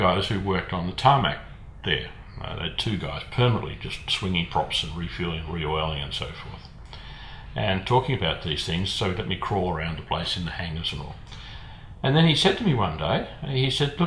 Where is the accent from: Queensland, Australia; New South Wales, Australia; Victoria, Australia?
Victoria, Australia; Melbourne; also born or lived in Christchurch, New Zealand; I grew up in Melbourne, got all primary education schools and so forth at Melbourne.